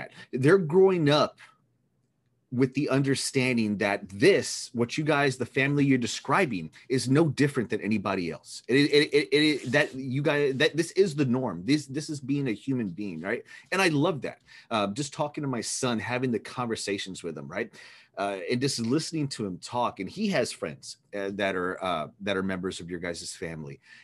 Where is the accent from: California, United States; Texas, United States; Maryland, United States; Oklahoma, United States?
Texas, United States; I'm from Texas